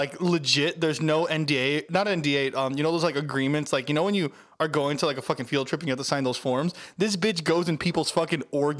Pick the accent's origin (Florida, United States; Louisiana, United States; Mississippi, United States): Florida, United States; Miami; I am from Miami, Florida